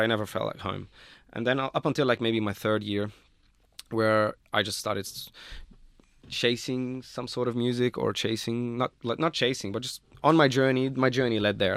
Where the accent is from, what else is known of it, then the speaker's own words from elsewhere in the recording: Lebanon; moved away as an adult; now in Australia; I'm not from Beirut, like, uh, I'm from Lebanon and Beirut is the capital there